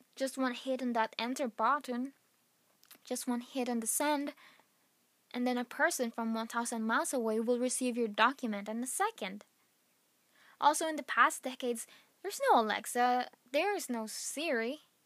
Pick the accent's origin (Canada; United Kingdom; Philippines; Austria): Philippines; moved away; back in my home country, Philippines